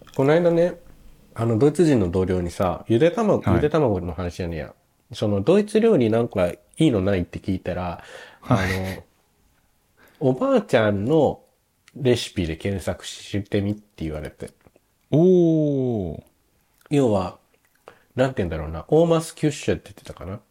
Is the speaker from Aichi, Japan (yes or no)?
yes; Nagoya, Aichi, Japan; moved away as an adult; now in Germany; 僕名古屋の出身なんですけど